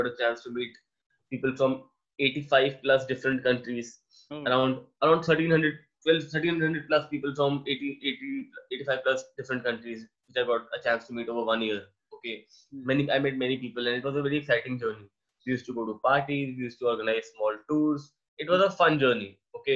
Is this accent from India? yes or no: yes; India; being an Indian